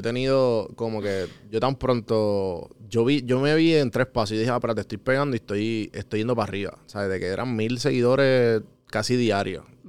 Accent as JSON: {"language": "Spanish", "country": "Puerto Rico"}